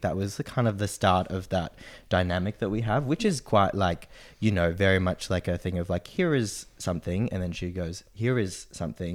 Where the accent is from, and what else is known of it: Noosa, Queensland, Australia; born or raised there; also born or lived in Sydney, Australia; now in Brisbane, Australia